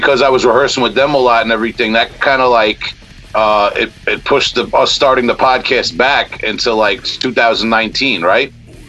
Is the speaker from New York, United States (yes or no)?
yes; Long Island, New York, United States; I'm from Long Island, man.